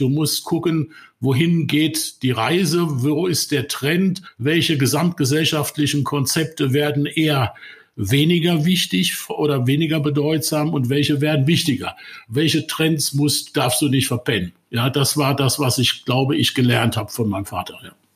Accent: Ludwigshafen, Rhineland-Palatinate, Germany; ich bin ein einfacher Pfälzer Junge, der die ersten 24 Jahre seines Lebens in 250 Meter Entfernung der BASF groß geworden ist

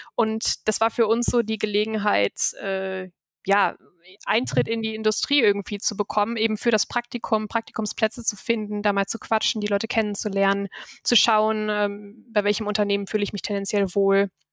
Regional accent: Essen, North Rhine-Westphalia, Germany; also born or lived in Düsseldorf / Texas; bin ja eigentlich gebürtige Düsseldorferin und bin in Essen aufgewachsen

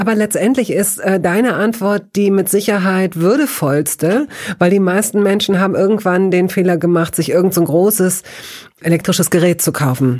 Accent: Lower Saxony, Germany; ich als Tochter Niedersachsens

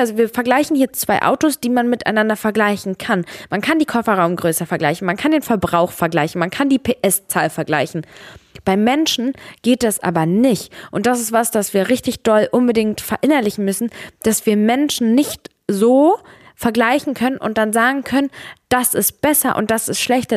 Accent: Serbia; now in Germany; bei mir in meinem Herkunftsland in Serbien

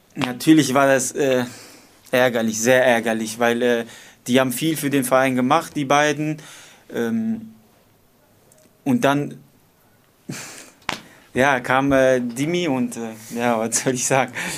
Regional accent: Dortmund, North Rhine-Westphalia, Germany; ich bin in Nordstadt aufgewachsen

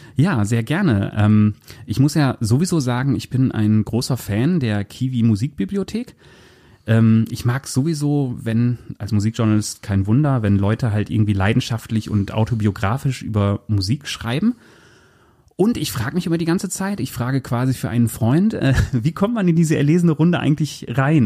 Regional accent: near Osnabrück, Lower Saxony, Germany; also born or lived in Bad Essen; ich komme aus Fenne bei Osnabrück

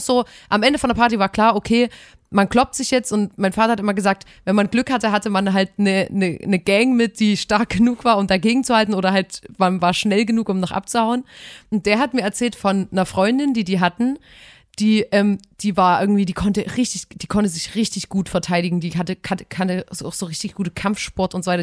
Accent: Chemnitz, Saxony, Germany; eine billige Wohnung bei uns in Chemnitz auf dem Sonnenberg

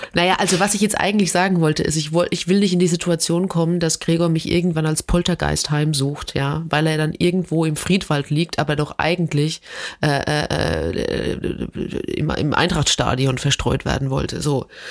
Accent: Germany; als Deutscher

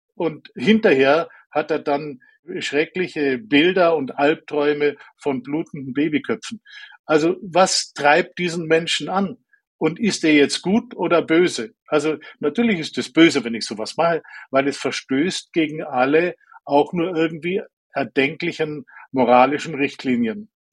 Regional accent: Allgäu, Bavaria, Germany; Ich bin im Allgäu aufgewachsen, dort auf dem Land, sehr naturverbundener Umgebung.

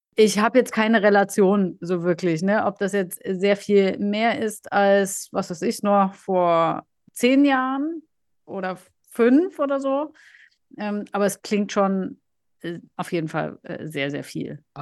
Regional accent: Germany; bei uns in Deutschland

